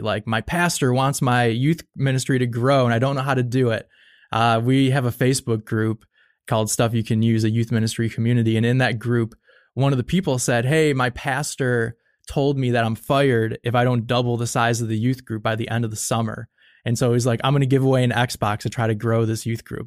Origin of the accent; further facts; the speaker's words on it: Buffalo, New York, United States; I grew up in Buffalo, New York